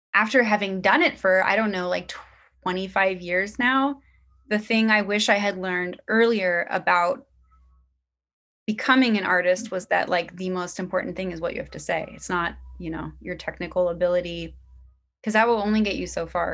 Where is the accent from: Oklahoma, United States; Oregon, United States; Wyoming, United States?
Oregon, United States; Portland; now in Brooklyn, United States; where I grew up in Portland, Oregon